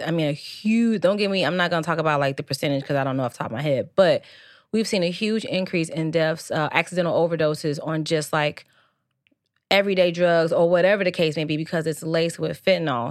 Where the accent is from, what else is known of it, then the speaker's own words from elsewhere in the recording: Midwest, United States; it's pop, by the way, it's not soda, like, we are from the Midwest, okay? We say pop around these streets